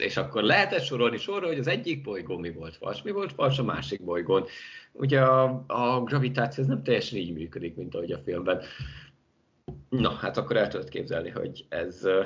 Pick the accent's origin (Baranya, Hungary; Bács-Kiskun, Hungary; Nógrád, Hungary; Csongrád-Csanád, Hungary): Bács-Kiskun, Hungary; Baja; moved away; also born or lived in Szeged; én Baján nevelkedtem